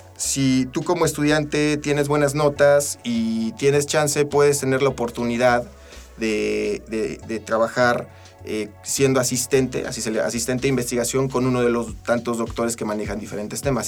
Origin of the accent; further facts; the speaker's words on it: Tula de Allende, Hidalgo, Mexico; also born or lived in State of Mexico; now in Aguascalientes, Mexico; Yo soy eh, originario de Hidalgo. yo nací en, Tula, de, Tula de Allende, Hidalgo.